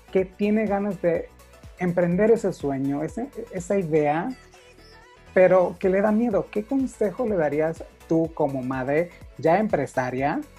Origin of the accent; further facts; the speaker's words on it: Sonora, Mexico; Es un producto 100% mexicano, sonorense, que yo soy de Sonora, de verdad, y tenemos